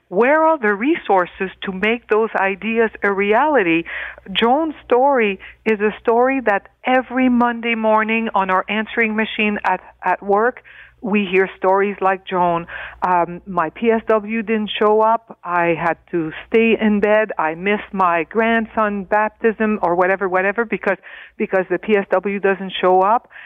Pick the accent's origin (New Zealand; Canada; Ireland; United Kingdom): Canada; Northern Ontario; I come from Northern Ontario